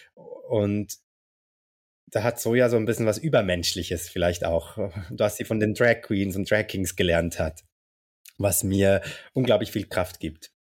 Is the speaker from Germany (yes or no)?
no; Zurich, Switzerland; ich komme aus Zürich